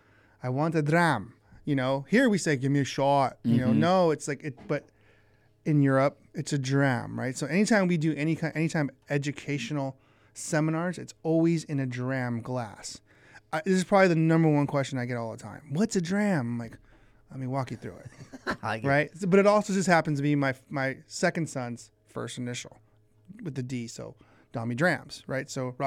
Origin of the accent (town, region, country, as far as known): Oxnard, California, United States; born or raised there